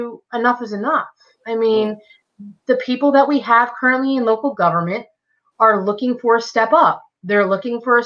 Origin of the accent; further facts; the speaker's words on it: Southampton, New York, United States; my family growing up, you know, we lived in a 5-bedroom house in Southampton Village.